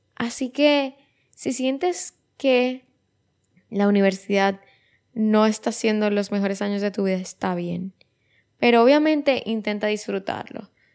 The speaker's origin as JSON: {"language": "Spanish", "country": "Dominican Republic", "said": "otra vez me fui de República Dominicana y me fui a Nueva York"}